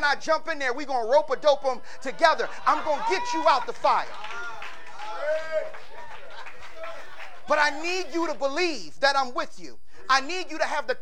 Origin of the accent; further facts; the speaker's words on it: Philadelphia, Pennsylvania, United States; Growing up in South Philly